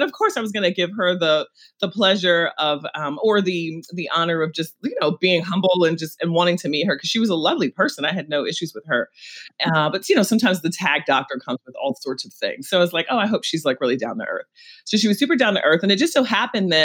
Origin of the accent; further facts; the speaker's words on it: New York City, New York, United States; we're both from Brooklyn.